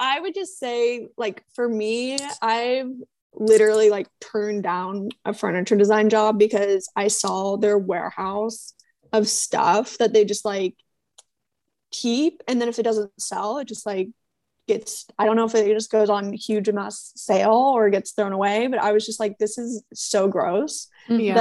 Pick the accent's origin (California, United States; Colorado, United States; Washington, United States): Colorado, United States; Niwot; moved away; I'm from Niwot